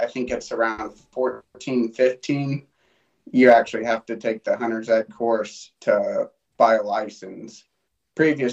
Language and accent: English; Great Falls, Montana, United States; I'm from Great Falls, Montana.